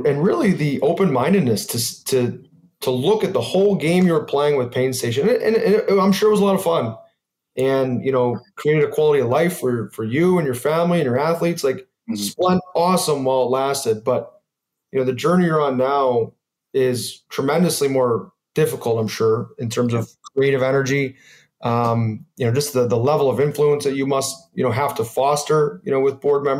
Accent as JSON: {"language": "English", "country": "United States", "said": "I'm American"}